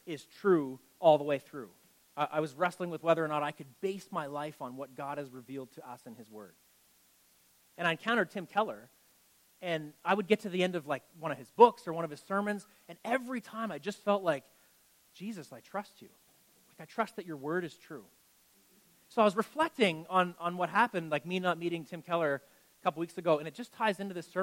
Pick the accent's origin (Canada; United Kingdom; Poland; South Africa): Canada; I'm from Canada